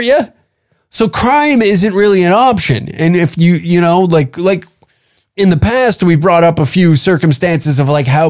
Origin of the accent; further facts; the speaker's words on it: small town near Lethbridge, Alberta, Canada; every person from my hometown